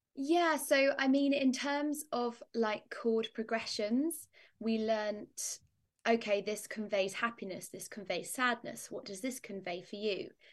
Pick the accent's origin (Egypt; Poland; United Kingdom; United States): United Kingdom; Northamptonshire, East Midlands; I come from Northamptonshire in the U K. It's like, um, in the middle of England is how I describe it